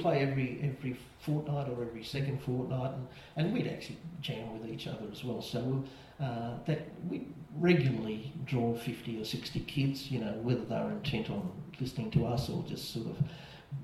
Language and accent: English; Maitland, New South Wales, Australia; I grew up in Maitland